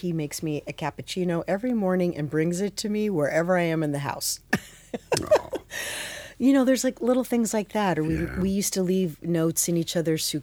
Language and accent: English; Phoenix, Arizona, United States; moved away as an adult; also born or lived in Manhattan; I grew up in Phoenix